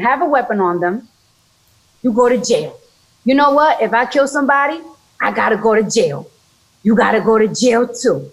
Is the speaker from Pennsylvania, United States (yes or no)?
no; New York, United States; I'm from New York, so when you're in high school and, or middle school, they give you a, a free metro car